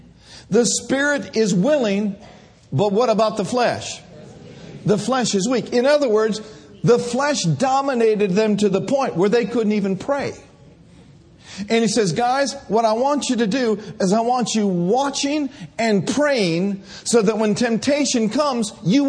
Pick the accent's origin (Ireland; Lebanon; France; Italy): Ireland; Well, I'm just about to lose my temper because I'm Irish.